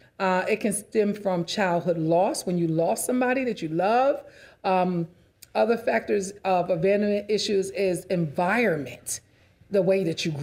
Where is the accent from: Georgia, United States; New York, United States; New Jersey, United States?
New York, United States; New York City; I grew up in New York City, so I had to stop it.